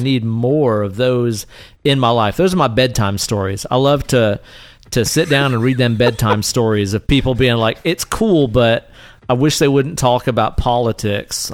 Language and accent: English; the South, United States; I grew up around some Southern tomfoolery